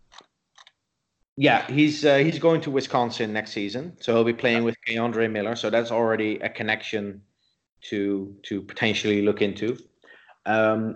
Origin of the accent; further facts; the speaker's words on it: Netherlands; I grew up in the Netherlands.